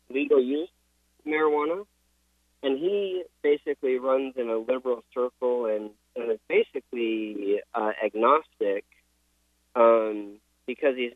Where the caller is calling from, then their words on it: Utah, United States; in Utah.